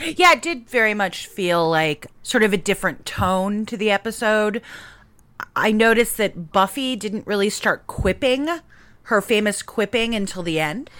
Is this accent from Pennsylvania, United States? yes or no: no; New Mexico, United States; I'm from New Mexico.